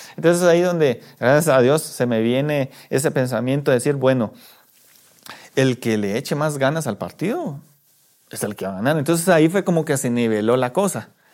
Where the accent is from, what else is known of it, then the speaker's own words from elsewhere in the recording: La Unión, Zacapa, Guatemala; now in Guatemala City, Guatemala; Yo soy de la Unión Zacapa